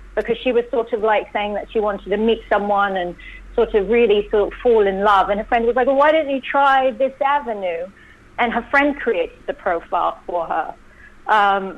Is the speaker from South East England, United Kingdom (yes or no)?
no; London, United Kingdom; moved away as an adult; also born or lived in New York; I was born and bred in London